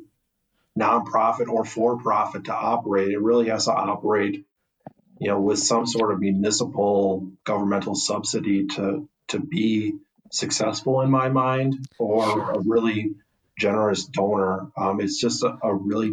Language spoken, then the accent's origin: English; Sheboygan, Wisconsin, United States; moved away as an adult; also born or lived in La Crosse, Wisconsin / Twin Cities, Minnesota; now in Appleton, United States; I'm from the Sheboygan area